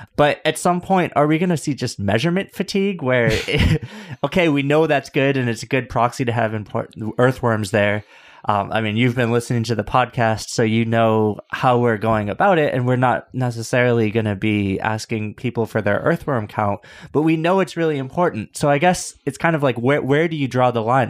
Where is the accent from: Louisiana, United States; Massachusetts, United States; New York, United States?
New York, United States; As a New Yorker